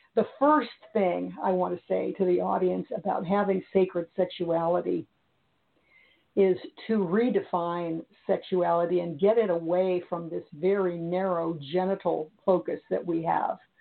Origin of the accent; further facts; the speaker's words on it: Missouri, United States; i was raised in Missouri